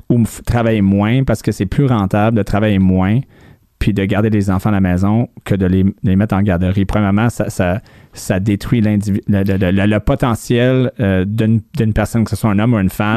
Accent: New Brunswick, Canada; first language English; French is a second language; moved away; also born or lived in Ontario; moi qui viens de Nouveau-Brunswick

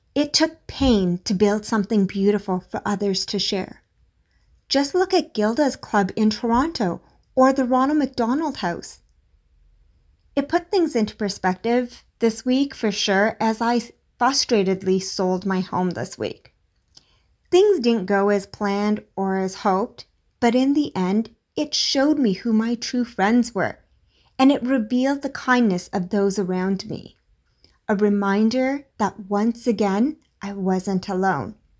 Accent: India; As an Indian parent

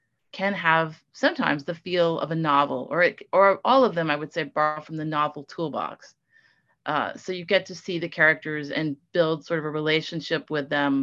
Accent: Mobile, Alabama, United States; growing up in Mobile, actually a lot of places in the Deep South

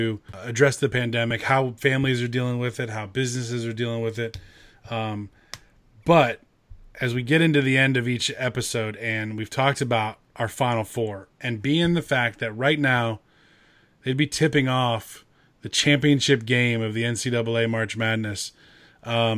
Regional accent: Acworth, Georgia, United States; the town I grew up in Ackworth, Georgia

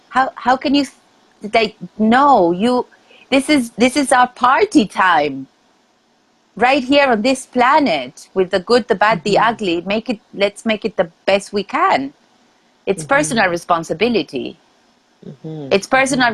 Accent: Argentina; moved away as an adult; now in New York, United States; I am originally from Argentina and I moved to New York uh, 11 years ago.

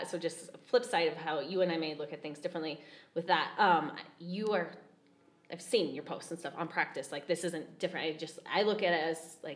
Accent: Fort Collins, Colorado, United States; Okay. I grew up in Fort Collins.

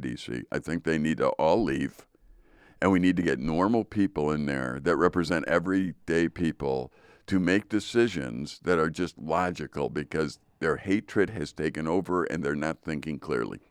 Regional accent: United States; we as American people

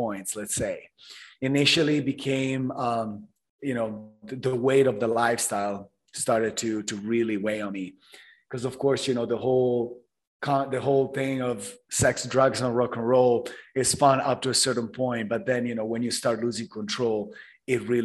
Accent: Italy; moved away as an adult; now in Miami, United States; I was born and raised in Italy.

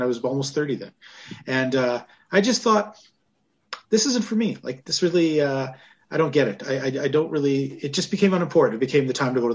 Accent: Western Canada, Canada; I grew up in Western Canada

